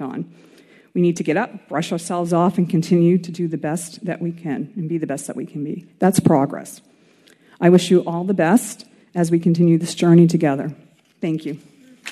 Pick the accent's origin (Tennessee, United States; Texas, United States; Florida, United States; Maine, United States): Maine, United States; I was from Maine.